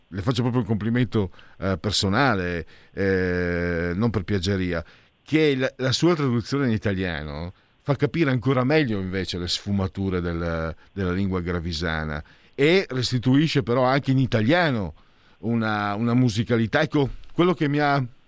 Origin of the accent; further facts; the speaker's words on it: Friuli-Venezia Giulia, Italy; vengo dal Friuli, magari non ho l'accento giusto